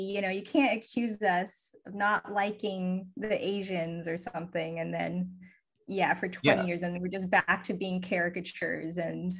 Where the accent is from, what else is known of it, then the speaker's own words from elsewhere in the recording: Southern California, United States; also born or lived in East Bay, Northern California; I grew up in Southern California, and then I moved to the East Bay in Northern California.